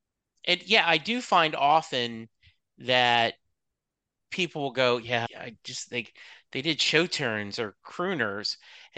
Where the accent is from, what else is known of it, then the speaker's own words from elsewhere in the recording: Lake Charles, Louisiana, United States; Yeah, I grew up in Lake Charles, Louisiana, so deep south.